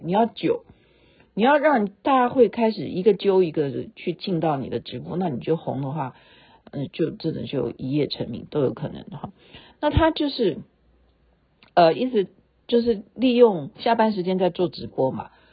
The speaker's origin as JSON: {"language": "Chinese", "country": "Taiwan", "said": "我们台湾话"}